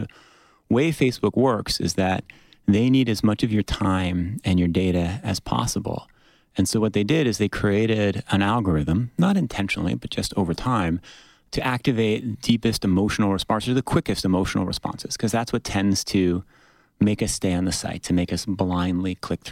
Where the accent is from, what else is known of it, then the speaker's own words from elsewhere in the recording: United States; I have a slightly American perspective because I'm an American